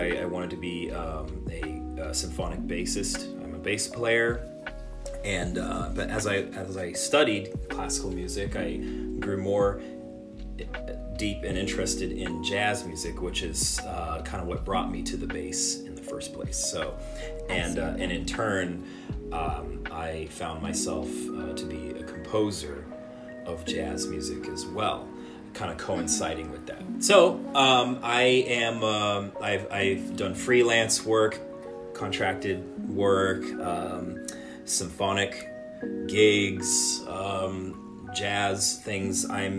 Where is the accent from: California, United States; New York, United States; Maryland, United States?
California, United States; Los Angeles; also born or lived in United Kingdom / Southern Orange County; I was born in Los Angeles, raised in a couple of different places, Los Angeles, the UK, and Southern Orange County